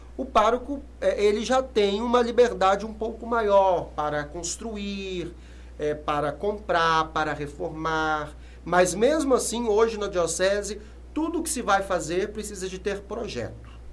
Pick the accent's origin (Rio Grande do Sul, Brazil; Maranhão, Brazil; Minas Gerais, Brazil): Minas Gerais, Brazil; Sete Lagoas; also born or lived in Contagem / Belo Horizonte; Depois nós retornamos para Sete Lagoas. E lá cresci